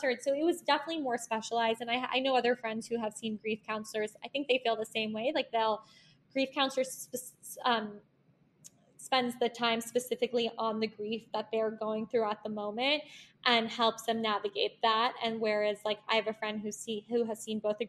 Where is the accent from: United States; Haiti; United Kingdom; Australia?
United States; Locust Valley, New York; now in New York City, United States; I'm from Locust Valley